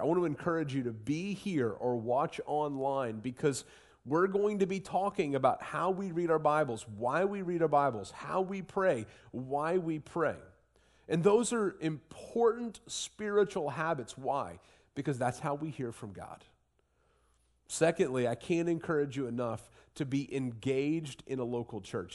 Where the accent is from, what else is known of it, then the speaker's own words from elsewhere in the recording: Southwestern Ohio, United States; moved away; I grew up in Southwestern Ohio